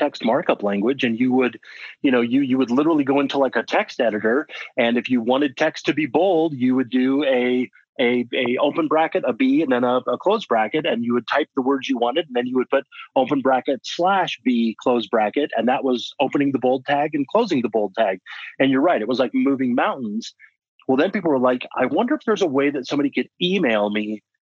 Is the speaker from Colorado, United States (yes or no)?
yes; Colorado, United States; moved away as an adult; also born or lived in Washington; So I was actually born and raised in Colorado.